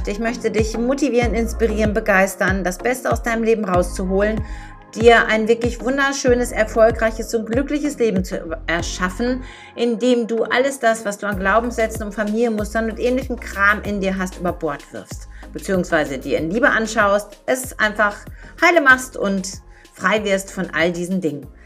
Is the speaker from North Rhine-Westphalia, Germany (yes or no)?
yes; Dortmund, North Rhine-Westphalia, Germany; moved away as an adult; Ich bin 1964 in Dortmund im Ruhrgebiet auf die Welt gekommen und darauf war ich immer stolz. Ich bin ein Kind des Ruhrgebiets. Ähm, mein Herz schlägt auch nach wie vor dafür. Mittlerweile wohne ich aber schon seit 17 Jahren in Niedersachsen.